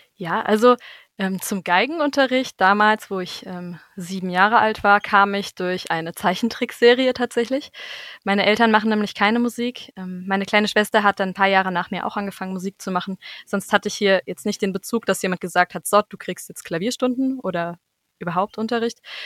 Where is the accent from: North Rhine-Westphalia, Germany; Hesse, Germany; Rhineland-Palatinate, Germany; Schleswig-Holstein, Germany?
Hesse, Germany; Bad Homburg; in Bad Homburg ähm, wo ich herkomme